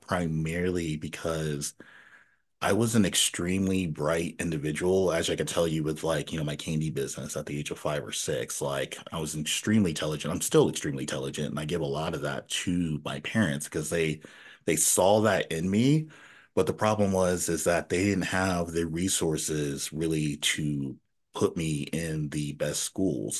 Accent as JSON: {"language": "English", "town": "Nashville", "region": "Tennessee", "country": "United States", "tie": "born or raised there", "also_born_or_lived": "Elmira, New York", "moved": "yes", "said": "once we left New York, we moved to Nashville, Tennessee. So we lived in Nashville, Tennessee for ten years"}